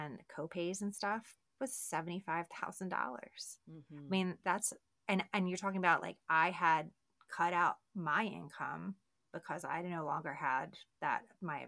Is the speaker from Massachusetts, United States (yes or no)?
no; Baltimore, Maryland, United States; now in Texas, United States; I'm from Baltimore and Johns Hopkins